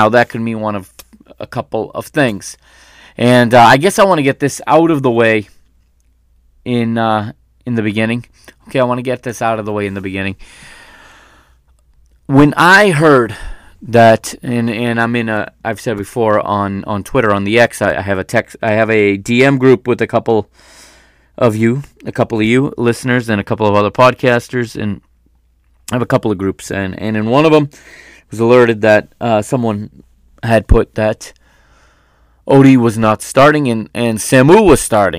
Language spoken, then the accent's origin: English; United States; I was born and raised in the United States, even though, you know, my parents are Portuguese, and I do speak Portuguese